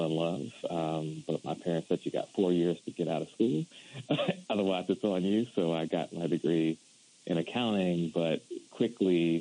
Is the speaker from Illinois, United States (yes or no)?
no; Silver Spring, Maryland, United States; I'm from the Washington, D.C. area. I grew up in Silver Spring, Maryland